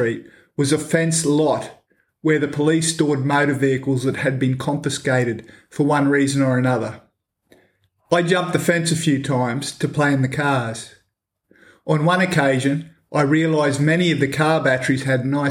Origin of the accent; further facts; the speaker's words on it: Edmonton, Queensland, Australia; living behind a petrol station was probably not the safest place to grow up